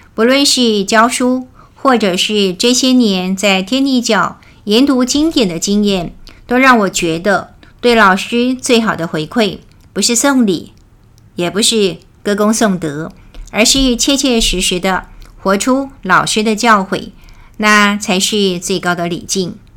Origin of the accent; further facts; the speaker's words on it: Taiwan; 我们台湾人叫陪抓